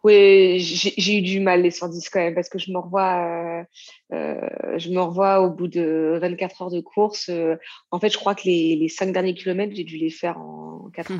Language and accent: French; Normandy, France; je viens de Normandie